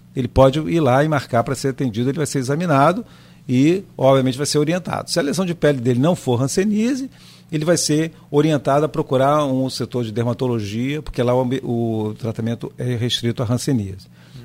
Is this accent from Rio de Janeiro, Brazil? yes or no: yes; Rio de Janeiro, Brazil; moved away as an adult; now in Campos dos Goytacazes, Brazil; Eu sou carioca, nós chegamos em Campos em 1988.